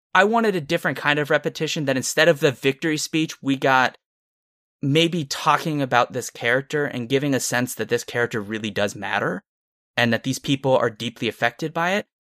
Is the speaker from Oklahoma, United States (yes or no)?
no; Santa Cruz, California, United States; I'm from Santa Cruz